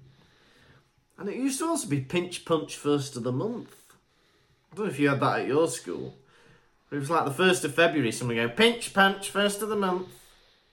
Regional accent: Wales, United Kingdom; I was born and bred in Wales

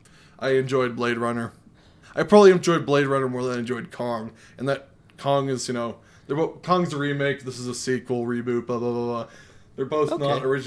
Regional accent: Elkford, British Columbia, Canada; We're doing this in Elkford again. I mean, my hometown.

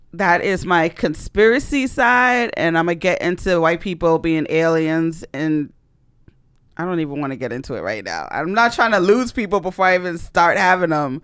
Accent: United States; I'm from Ghana, West Africa. Me and my brother were born here, but my parents and the rest of my family were born and raised in Ghana. We're like the first generation that was born here in America

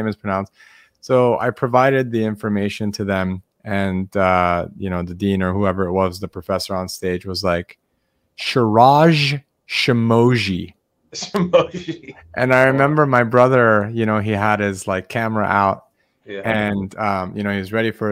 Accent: Los Angeles, California, United States; now in San Diego, United States; I was born in Los Angeles and now I live in San Diego

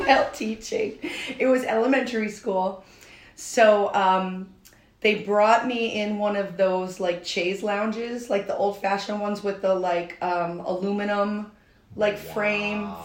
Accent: Albany, New York, United States; I grew up in Albany, New York.

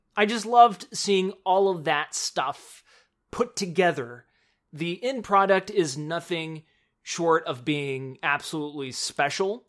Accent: Spring, Texas, United States; living in Houston, and actually, I'm from Spring, Texas

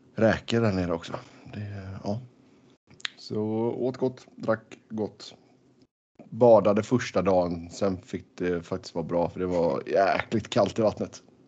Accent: Sweden; moved away; hemma i Sverige

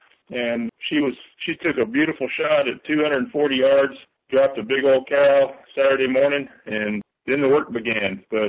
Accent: South Texas, United States; also born or lived in southwestern United States; Well, I'm originally from South Texas and decided in my 20s I needed to go to college

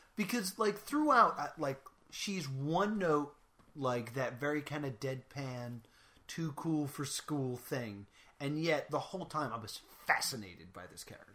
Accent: Minnesota, United States; I'm from Minnesota

